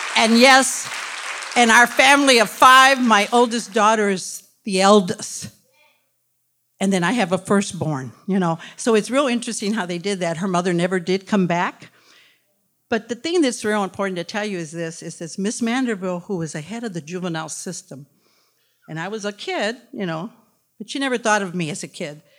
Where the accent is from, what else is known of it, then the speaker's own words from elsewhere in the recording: Detroit, Michigan, United States; I was born in Detroit, born and raised in Detroit